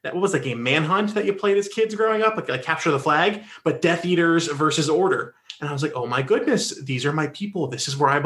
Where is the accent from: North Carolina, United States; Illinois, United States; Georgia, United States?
North Carolina, United States; I grew up in North Carolina